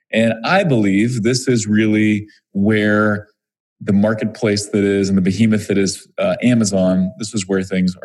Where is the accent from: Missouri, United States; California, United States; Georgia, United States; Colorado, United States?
Missouri, United States; we're both from Missouri